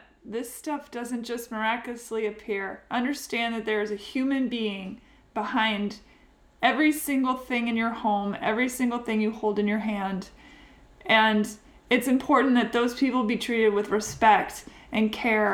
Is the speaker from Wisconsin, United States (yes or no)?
no; Seattle, Washington, United States; now in Nashville, United States; my hometown